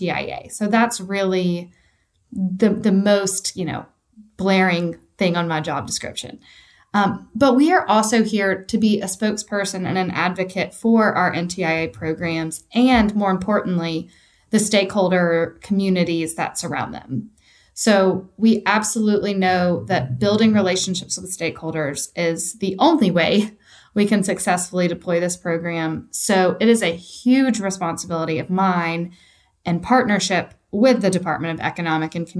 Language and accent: English; East Tennessee, United States; I am a true Tennessean. I was born and raised in East Tennessee.